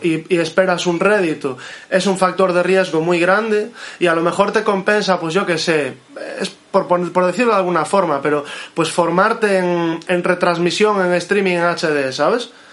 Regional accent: Moaña, Galicia, Spain; mi pueblo, de Moaña, donde vivo

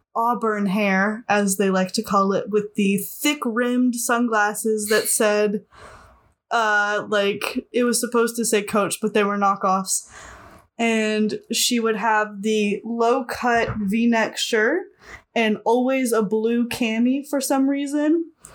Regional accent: Rabbit Hash, Kentucky, United States; I was raised in Rabbit Hatch, Kentucky

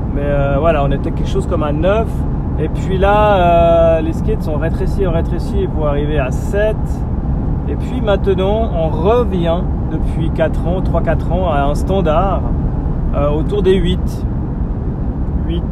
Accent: Switzerland; chez nous en Suisse

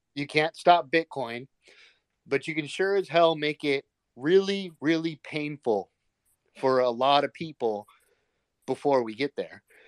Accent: United States; as an American

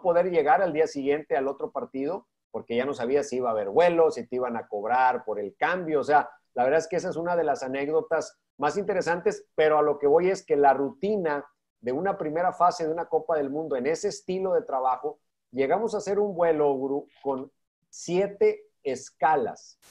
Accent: Monterrey, Nuevo León, Mexico; siendo yo de Monterrey, viviendo toda mi infancia en Monterrey

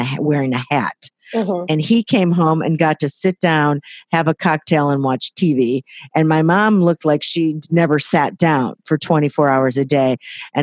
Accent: Waukegan, Illinois, United States; also born or lived in Los Angeles, United States; now in Napa Valley, United States; grew up in Waukegan, Illinois, right in the heartland of America

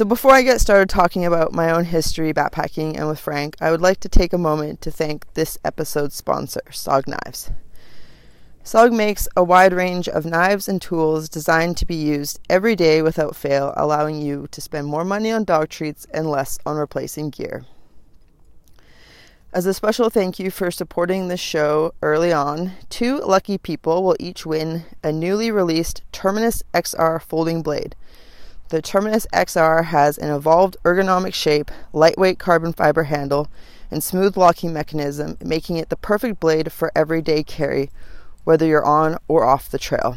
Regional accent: Vancouver Island, British Columbia, Canada; I was born in the north of British Columbia, and at a very young age, my parents moved us to Vancouver Island.

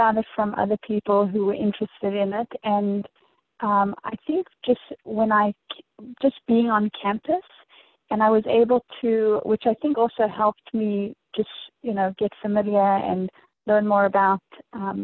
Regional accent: Dallas, Texas, United States; moved away as an adult; also born or lived in Johannesburg, South Africa; now in St. Louis, United States; my immediate family immigrated to Dallas, Texas, where I guess grew up through high school.

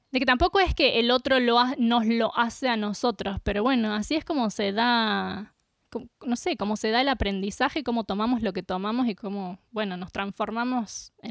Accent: Córdoba, Argentina; vivíamos en un lugar de Córdoba y nos mudamos a Capilla del Monte.

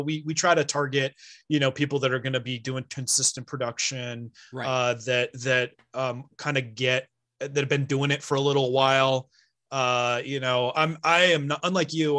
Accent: Bay Area, California, United States; moved away as an adult; now in Sierra Nevada foothills, United States; I'm originally from the Bay Area, like literally Silicon Valley

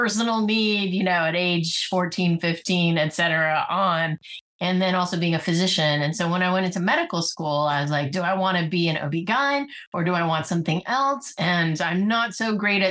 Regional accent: Bay Area, California, United States; also born or lived in Silicon Valley; I grew up in the Bay Area

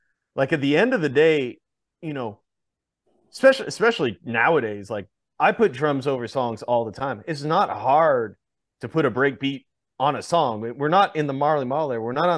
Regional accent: Montreal, Quebec, Canada; my hometown of Montreal.

